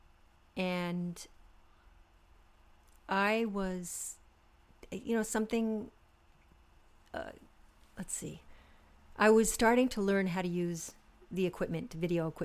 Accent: New York City, New York, United States; also born or lived in Brooklyn; I'm a native New Yorker. Mm-hmm. I was born and raised in Manhattan on the Upper West Side

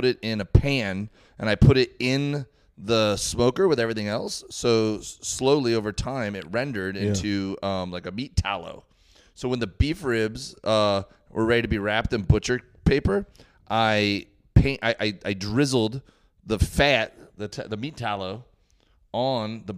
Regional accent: Miami, Florida, United States; moved away as an adult; also born or lived in Auburn University, Alabama; I grew up in Miami

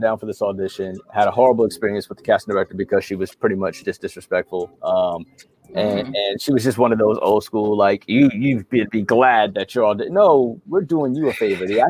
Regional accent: Mount Vernon, New York, United States; also born or lived in Yonkers, New York / the Carolinas / Georgia; now in Florida, United States; born and raised in New York

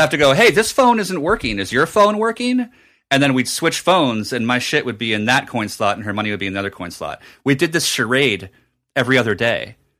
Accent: New Jersey, United States; moved away; at a Borders in my hometown in Jersey

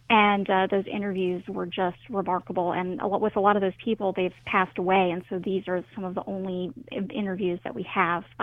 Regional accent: Southern United States, United States; I, as a Southerner, I am fascinated by Southern stereotypes

